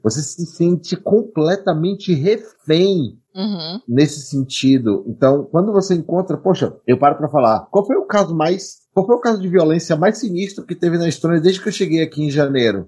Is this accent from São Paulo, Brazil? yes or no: no; Salvador, Bahia, Brazil; moved away as an adult; also born or lived in Barreiras, Bahia; Eu sou nascido e criado em Salvador, e aí no início de 2000, né, minha chegada à beira da idade adulta, me movi para Barreiras.